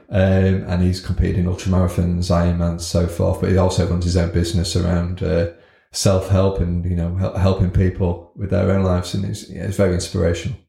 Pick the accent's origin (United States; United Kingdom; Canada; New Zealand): United Kingdom; Scunthorpe, Yorkshire and the Humber; born and bred in Scunthorpe.